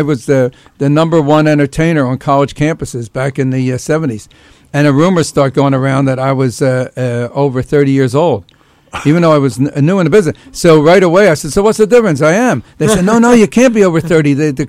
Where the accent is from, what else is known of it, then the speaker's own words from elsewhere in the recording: Philadelphia, Pennsylvania, United States; my hometown of Philly